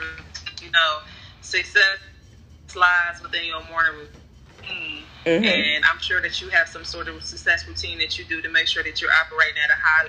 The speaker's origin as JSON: {"language": "English", "town": "Cleveland", "region": "Ohio", "country": "United States", "moved": "as an adult", "lives_now": "Atlanta, United States", "said": "I'm from Cleveland, Ohio. I moved to Atlanta 11 years ago."}